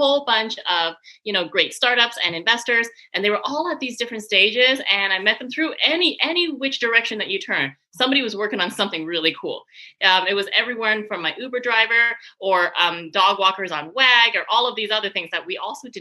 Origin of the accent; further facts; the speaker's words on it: Canada; moved away as an adult; also born or lived in Paris / Montreal; now in San Francisco, United States; I'm Canadian. I'm originally from Canada